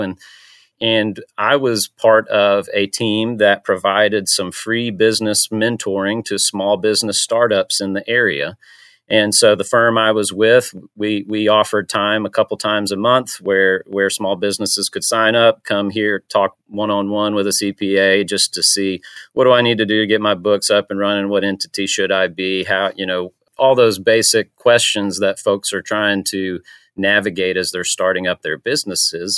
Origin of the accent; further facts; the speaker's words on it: Panama City, Florida, United States; now in Chattanooga, United States; I'm from Panama City, Florida. Uh, I've been in Chattanooga for about fifteen years now